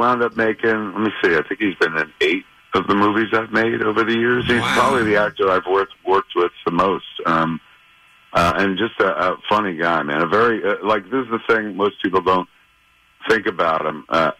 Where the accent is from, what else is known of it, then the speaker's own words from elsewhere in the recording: Highlands, New Jersey, United States; I bought a movie theater in my hometown. I grew up in a town called Highlands, New Jersey